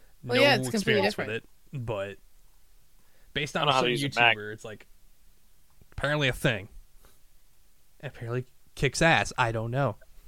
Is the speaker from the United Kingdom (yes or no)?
no; United States; Myself, I was born in the United States. I am of Argentinian descent and Italian and allegedly French.